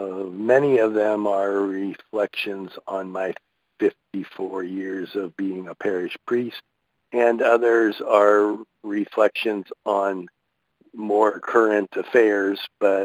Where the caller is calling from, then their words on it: St. Louis, Missouri, United States; I'm calling from St. Louis, Missouri.